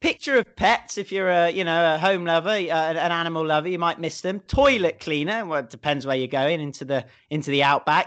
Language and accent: English; United Kingdom; moved away as an adult; now in Hong Kong; me being a Brit